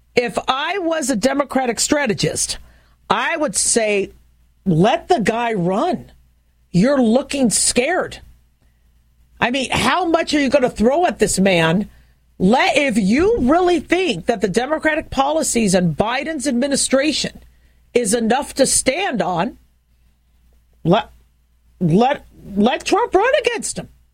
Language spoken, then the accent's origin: English; Phoenix, Arizona, United States; growing up in Phoenix, Arizona